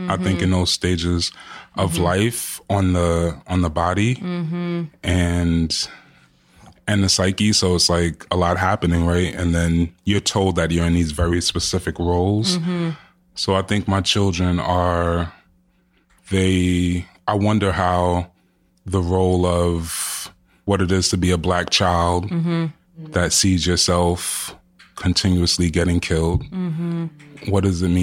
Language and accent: English; New York City, New York, United States; I'm born and raised in Jamaica, Queens, and my parents are Jamaican